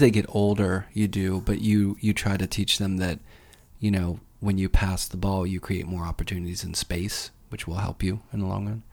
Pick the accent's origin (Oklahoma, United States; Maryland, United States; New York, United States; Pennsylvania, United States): Pennsylvania, United States; Pittsburgh; I am from Pittsburgh